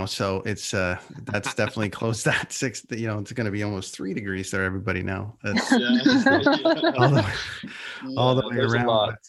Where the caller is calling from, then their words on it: British Columbia, Canada; You got to get out here. I'm in British Columbia and I'm telling you something, man, there's some buttes out here.